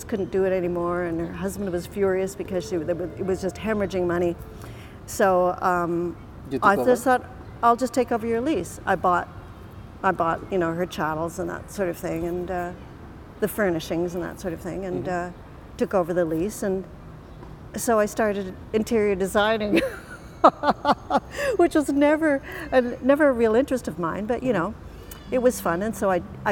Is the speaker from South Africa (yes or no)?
no; Canada; I'm a Canadian citizen and I never thought of living anywhere but Canada